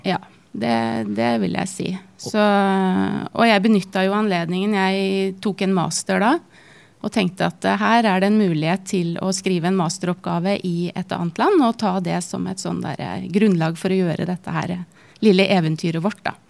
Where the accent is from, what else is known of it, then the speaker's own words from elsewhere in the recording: Norway; moved away as an adult; flytta litt rundt i Norge, og så landet vi til slutt i min hjemby